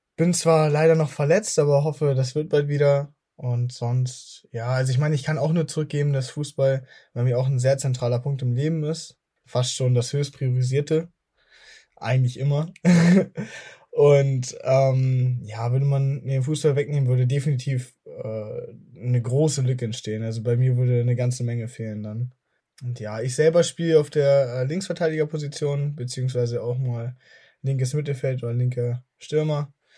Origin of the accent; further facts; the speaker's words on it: Germany; ich selber wurde aber in Deutschland geboren habe aber durch dieses Aufwachsen mit einer italienischen Familie auch also eine starke Verbindung zum italienischen